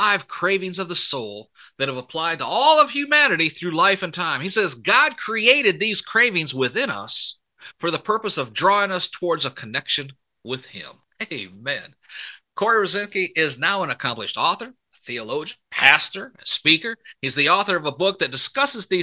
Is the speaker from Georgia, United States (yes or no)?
no; Port Huron, Michigan, United States; accent: a little southern accent; moved away; also born or lived in Texas; I was born and raised up in Michigan, right in Port Huron